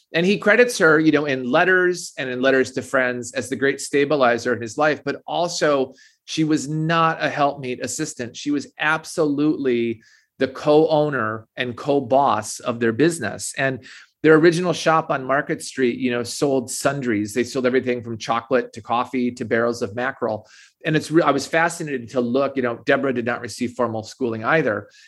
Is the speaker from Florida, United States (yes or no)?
no; Minnesota, United States; I grew up in Minnesota